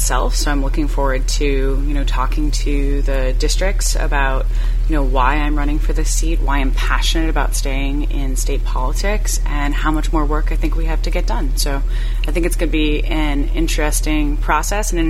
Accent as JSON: {"language": "English", "town": "Brunswick", "region": "Maine", "country": "United States", "tie": "born or raised there", "said": "growing up in Brunswick is I have known Stan for a long time"}